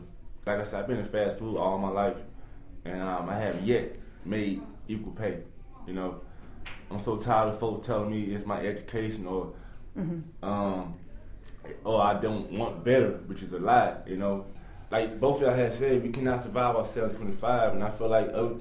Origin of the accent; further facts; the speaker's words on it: United States; I'm an American